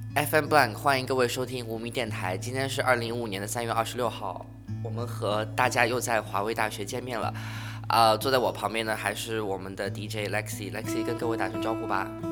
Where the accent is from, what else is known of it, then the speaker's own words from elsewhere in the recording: China; 我们中国人想的这个大侠